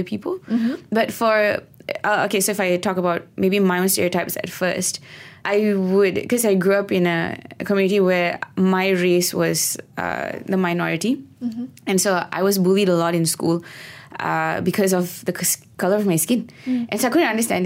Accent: Malaysia; we call ourselves One Malaysia and we're so proud about being a Malaysian

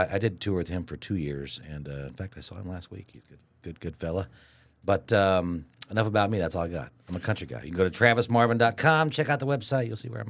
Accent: Midwest, United States; I come from the Midwest, I guess you could say.

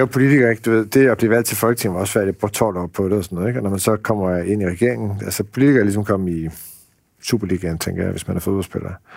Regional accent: Tølløse, Zealand, Denmark; also born or lived in Iowa, United States / Central Jutland; jeg voksede op i Tølløse, ikke så langt fra, fra Roskilde

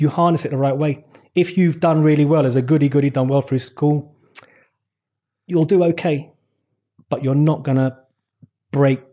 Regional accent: London, United Kingdom; I was born in West London. I'm a Shepherd's Bush boy. Grew up in West London, raised by my mum.

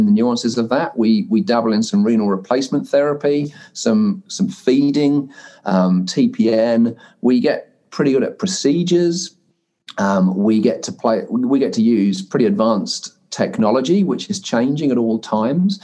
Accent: United Kingdom; moved away as an adult; now in New Zealand; as you could probably gather from my accent, being originally British and becoming a New Zealander 15 years ago

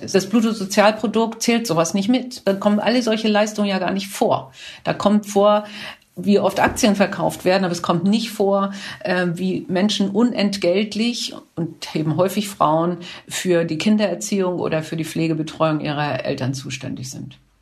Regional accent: Kiel, Schleswig-Holstein, Germany; ich komme ja aus Kiel

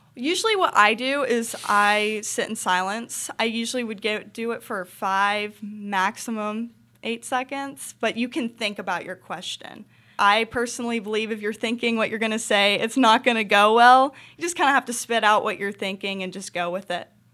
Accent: Charlotte, North Carolina, United States; I was born in Charlotte, North Carolina, so I've been born and raised here, and I'm a city girl

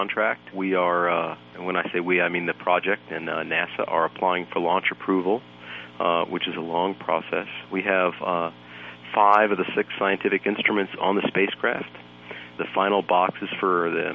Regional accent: United States; as an American

